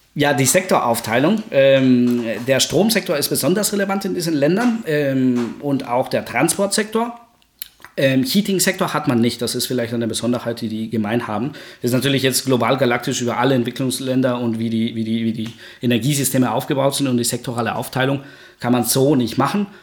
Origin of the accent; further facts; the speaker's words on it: Guatemala; German is a second language; now in Germany; ich komme aus Guatemala, das ist ja Mittelamerika.